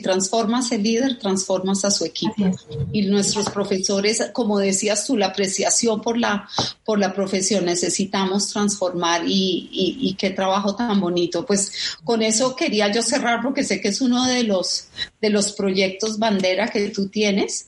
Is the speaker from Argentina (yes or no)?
no; Colombia; como colombiana